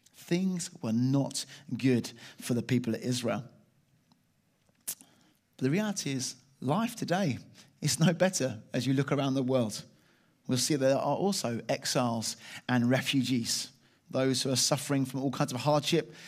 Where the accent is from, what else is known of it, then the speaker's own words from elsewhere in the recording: Chalfont St Peter, South East England, United Kingdom; I was brought up in, uh, Chelfont, Saint Peter in Buckinghamshire